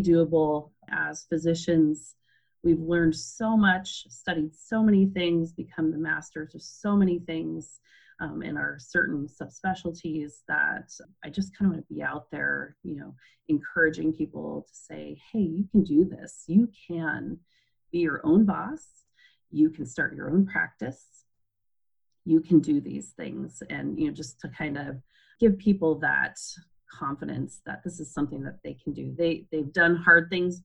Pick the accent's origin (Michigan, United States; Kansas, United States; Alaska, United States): Alaska, United States; moved away as an adult; also born or lived in Pennsylvania / Minnesota; moved back to my home state of Alaska, where I was born and raised